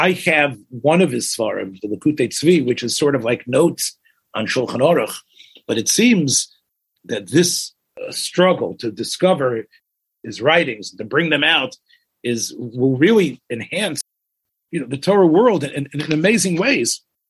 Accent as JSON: {"language": "English", "town": "Memphis", "region": "Tennessee", "country": "United States", "tie": "born or raised there", "said": "As a Memphis boy"}